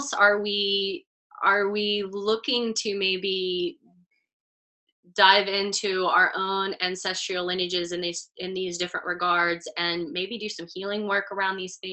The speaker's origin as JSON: {"language": "English", "region": "Texas", "country": "United States", "tie": "born or raised there", "also_born_or_lived": "New York City / Los Angeles", "moved": "yes", "said": "I grew up in Texas suburban. I moved to New York City. I lived in Los Angeles"}